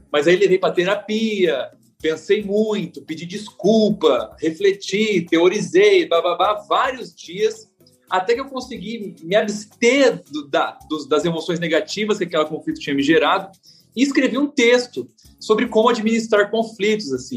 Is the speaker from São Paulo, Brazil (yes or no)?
yes; Presidente Prudente, São Paulo, Brazil; eu sou caipira de Presidente Prudente, interior de São Paulo